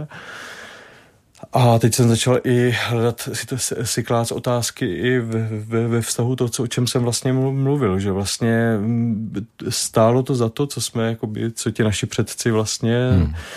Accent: Brno, South Moravian Region, Czechia; od malička, když jsem z Brna

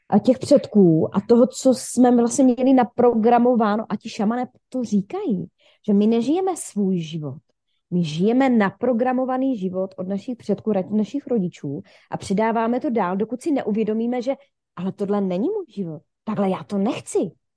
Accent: Ostrava, Moravian-Silesian Region, Czechia; also born or lived in Šumperk; já původně pocházím ze Šumperka, kde jsem se narodila, mhm. do mých asi 12, 11 let, ne, do páté třídy si pamatuju, nevím, 10, do 10 let teda. A od 10 let uh, jsem teda v Ostravě

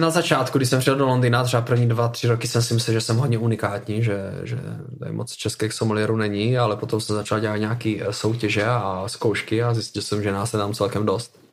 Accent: Moravia, Czechia; now in London, United Kingdom; samozřejmě pocházím z Moravy, máme tady nějakou tradici celkem, celkem velkou. Já už jsem od 15 let chodil v kroju u nás na vesnici

